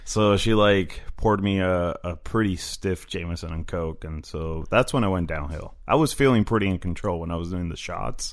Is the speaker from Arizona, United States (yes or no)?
yes; Phoenix, Arizona, United States; also born or lived in Koreatown, Los Angeles; now in Los Angeles, United States; I grew up in Phoenix